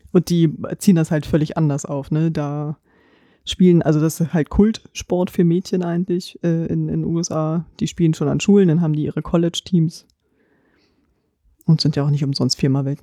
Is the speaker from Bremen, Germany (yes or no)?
no; Potsdam, Brandenburg, Germany; born there; Ich bin gebürtige Potsdamerin, also bin ich Turbine Potsdam-Fan.